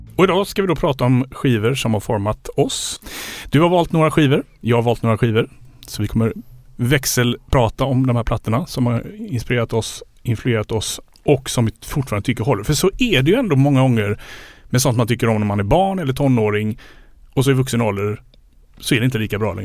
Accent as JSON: {"language": "Swedish", "town": "Landvetter", "region": "Västra Götaland", "country": "Sweden", "tie": "born or raised there", "also_born_or_lived": "United States", "said": "bodde i Landvetter utanför Göteborg"}